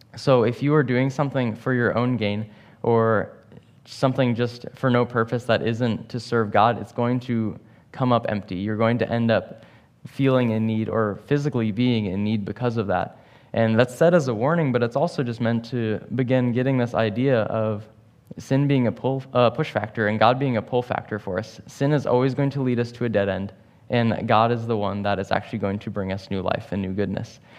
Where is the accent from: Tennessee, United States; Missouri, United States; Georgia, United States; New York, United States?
Missouri, United States; St. Louis; moved away; I'm from Saint Louis